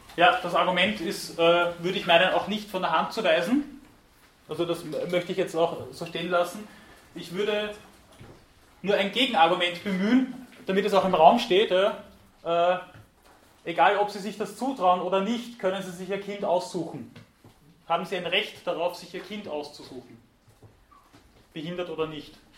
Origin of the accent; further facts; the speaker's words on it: Weinviertel, Lower Austria, Austria; am Land, irgendwo im Weinviertel, wo ich herkomme